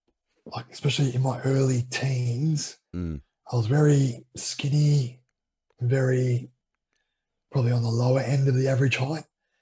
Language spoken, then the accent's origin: English; New South Wales, Australia; For me personally, it was great. I grew up out on property.